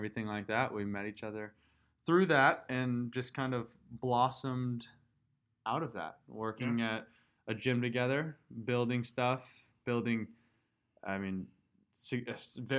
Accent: Tulsa, Oklahoma, United States; I'm from Tulsa, Oklahoma, born and raised

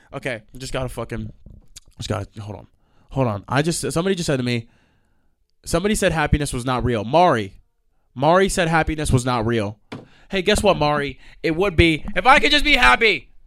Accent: New York, United States; I'm from New York

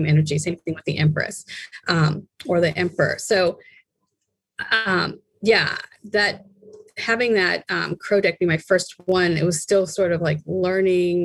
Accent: Boston, Massachusetts, United States; moved away; growing up in Boston to moving out here and traveling around

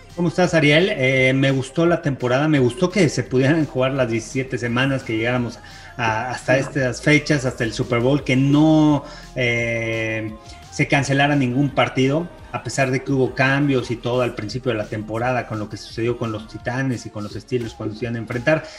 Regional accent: Mexico; soy el único mexicano

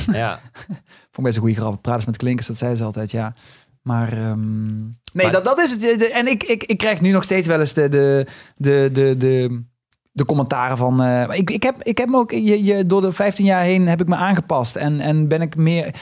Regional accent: Limburg, Netherlands; accent: Limburgish; now in Amsterdam, Netherlands; ik ben niet geboren op het Goois matras, maar juist in de prairie van, van Limburg

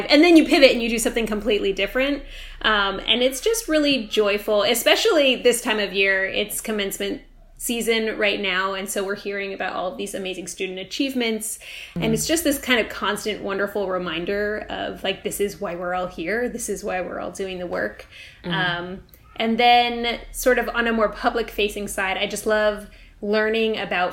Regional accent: California, United States; now in Baltimore, United States; I'm from California originally

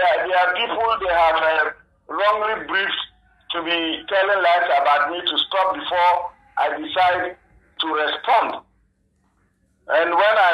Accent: Ghana; I'm a Ghanaian.

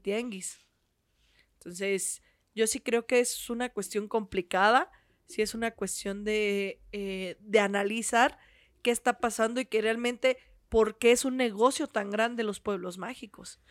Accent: Michoacán, Mexico; soy michoacana, soy docente

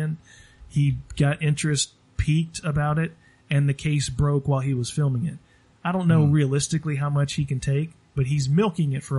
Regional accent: Ocilla, Georgia, United States; I was born in Ocilla, Georgia

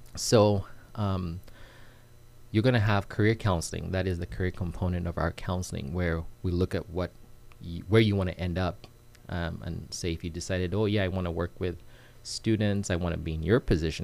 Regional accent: Uganda; moved away as an adult; now in United States; I'm originally from Uganda. Mm-hmm. I moved to the states when I was um, about 20 years old

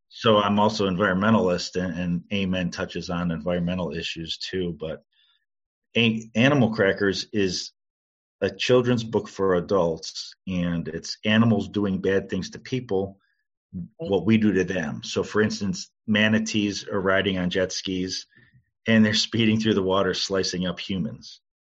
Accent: Cleveland, Ohio, United States; growing up you know in cleveland taking art classes at the cleveland museum of art

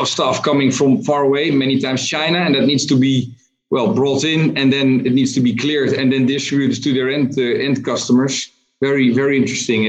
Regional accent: Netherlands; I'm from Holland

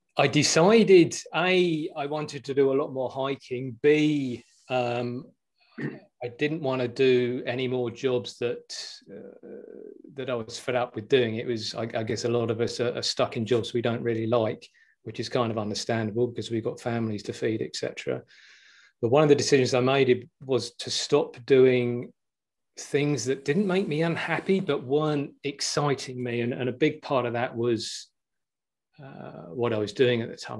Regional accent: Billingshurst, South East England, United Kingdom; I'm originally from a little village called Billingshurst, which is near Horsham in West Sussex. Uh, I grew up around the South Downs in Sussex.

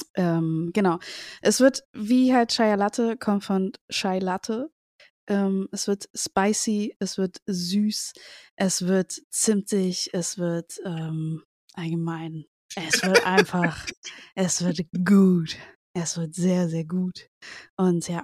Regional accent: Cuba; now in Germany; ich komme aus Kuba

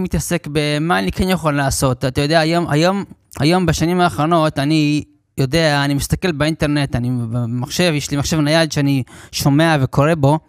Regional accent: New York, United States; now in Lod, Israel; נולדתי בניו יורק בארצות הברית

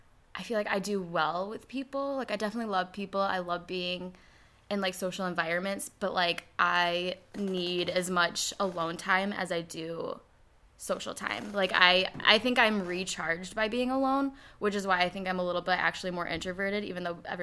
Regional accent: Toledo, Ohio, United States; moved away as an adult; now in Michigan, United States; I'm originally from Toledo, Ohio. I moved to Michigan about 6 years ago for college

